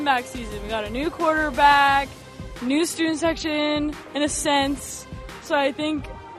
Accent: Texas, United States; I'm from Texas, so I love football.

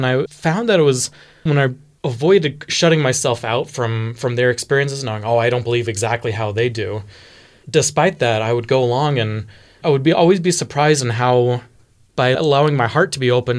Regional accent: Houston, Texas, United States; I grew up in Texas, in Houston. And in Houston, there was a variety of Christian faiths that were very, very prevalent.

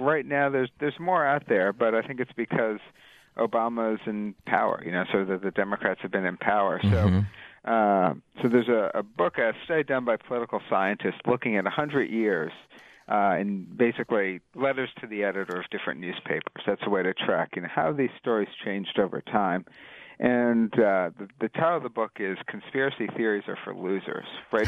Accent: New York City, New York, United States; I grew up in New York City in the 1970s and 80s

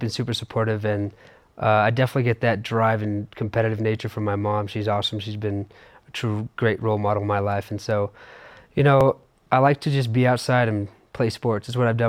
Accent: Southern California, United States; moved away as an adult; now in Utah, United States; You know, born and raised in Southern California. I've been a California kid my whole entire life

